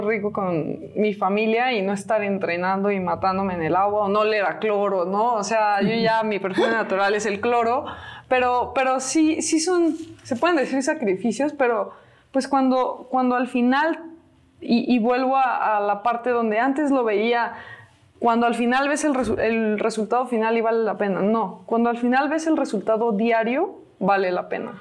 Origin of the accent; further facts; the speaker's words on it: Celaya, Guanajuato, Mexico; moved away; cada que vengo a mi ciudad. Me siento bien cobijada, me siento feliz aquí en mi tierra